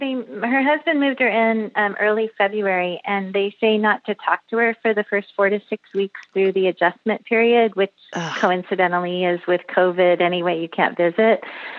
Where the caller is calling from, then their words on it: San Francisco Bay Area, California, United States; I'm calling from San Francisco Bay Area.